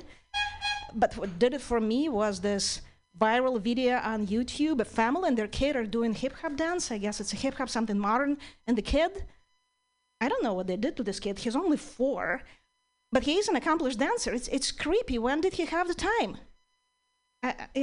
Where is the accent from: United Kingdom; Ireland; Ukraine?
Ukraine; English is a second language; now in United States; I'm originally from Ukraine